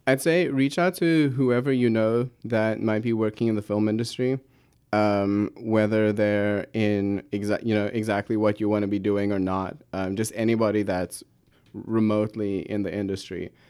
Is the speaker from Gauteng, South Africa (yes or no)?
yes; Pretoria, Gauteng, South Africa; moved away; I come from Pretoria, South Africa. Lovely city, um, my wonderful home